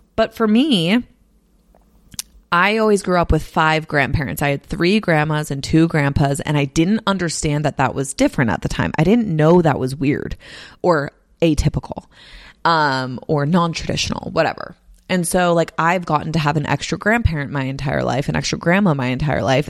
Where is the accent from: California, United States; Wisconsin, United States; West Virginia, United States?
California, United States; Bay Area; moved away as an adult; also born or lived in Nashville / Los Angeles / San Diego; now in Salt Lake City, United States; I grew up in the Bay Area, then I moved to Nashville for college, then I moved to L A for work, then I moved to San Diego for work, and now I'm in Salt Lake City